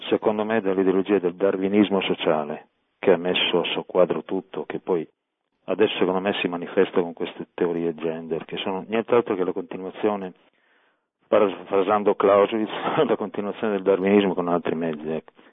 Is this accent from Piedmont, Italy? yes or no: yes; Monferrato, Piedmont, Italy; io chiamo Torino … anche se sono del Monferrato.